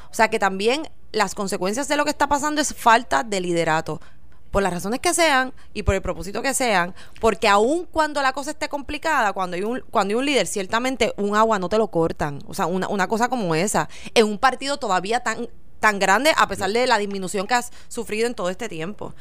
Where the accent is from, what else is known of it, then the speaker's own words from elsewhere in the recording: Puerto Rico; para nosotros como puertorriqueños